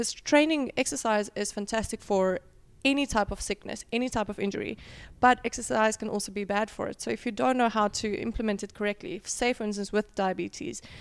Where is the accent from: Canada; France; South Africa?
South Africa; moved away as an adult; also born or lived in Potchefstroom, South Africa; now in Dubai, United Arab Emirates; I grew up in South Africa.